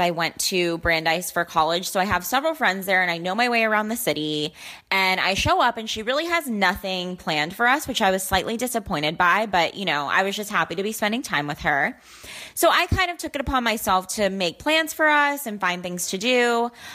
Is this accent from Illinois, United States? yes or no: no; Dallas, Texas, United States; I'm 22 and from Dallas, Texas.